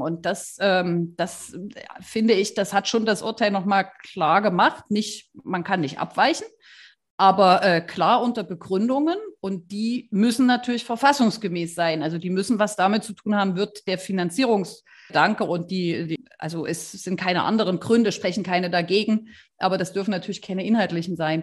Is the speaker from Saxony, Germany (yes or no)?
yes; Saxony, Germany; bei uns in Sachsen